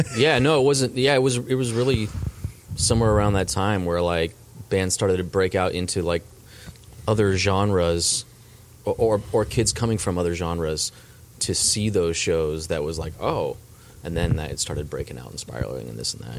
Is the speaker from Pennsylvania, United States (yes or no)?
no; Southern California, United States; born or raised there; also born or lived in Colorado / Chicago / Dallas, Texas